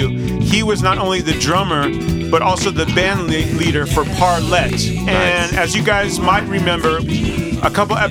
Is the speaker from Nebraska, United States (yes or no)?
no; San Francisco, California, United States; also born or lived in Atlanta, Georgia; now in Oakland, United States; I'm from San Francisco, California area. I moved back to Oakland, the Bay Area